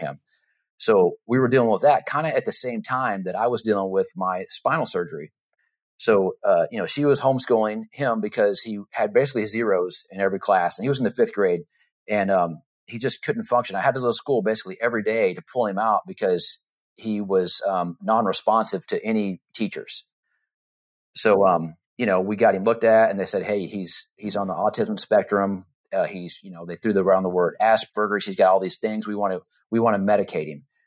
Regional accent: Texas, United States; moved away as an adult; also born or lived in Florida; we moved from Florida, uh, back to our hometown, Texas

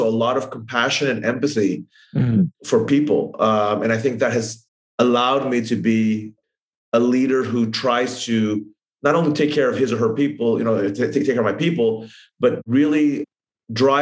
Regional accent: Thailand; I grew up in Thailand

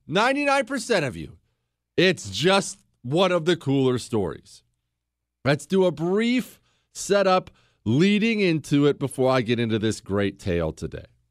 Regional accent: United States; I'm an American

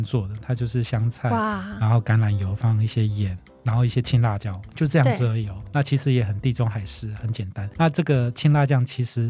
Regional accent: Taiwan; 那披萨也是我们台湾人很多人很喜欢的

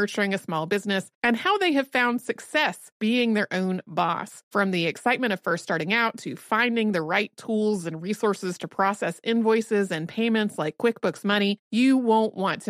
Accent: the South, United States; And like growing up in the South, where often when it was raining, it was also warm

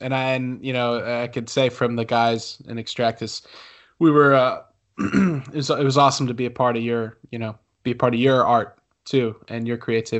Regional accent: Philadelphia, Pennsylvania, United States; growing up in the Philadelphia area

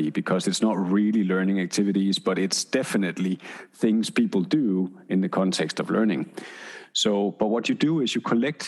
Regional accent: Denmark; I'm from Denmark

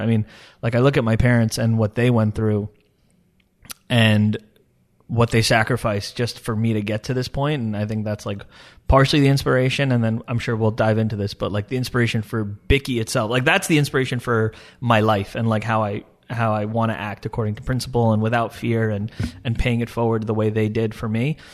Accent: Long Island, New York, United States; also born or lived in Dubai; State University of Stony Brook on Long Island, uh, near where I grew up

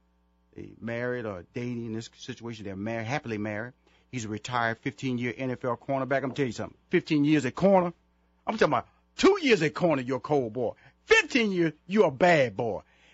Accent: Houston, Texas, United States; I was being honored at the in Houston, Texas. That's my hometown.

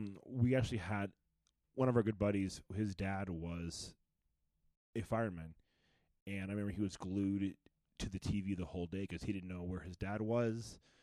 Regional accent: Dayton, Ohio, United States; I was from Ohio

